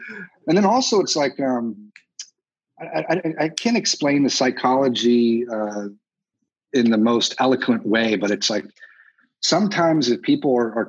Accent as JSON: {"language": "English", "region": "Texas", "country": "United States", "said": "I'm from Texas."}